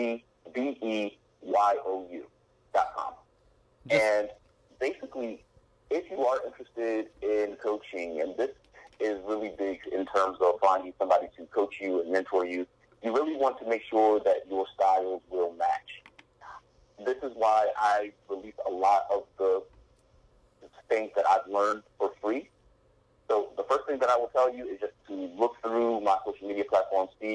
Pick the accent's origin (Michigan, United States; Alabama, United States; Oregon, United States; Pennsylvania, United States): Pennsylvania, United States; Philadelphia; born or raised there; also born or lived in Harrisburg, Pennsylvania / Delaware